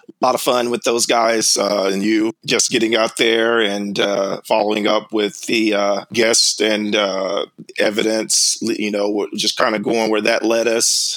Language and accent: English; South Carolina, United States; moved away; I grew up in South Carolina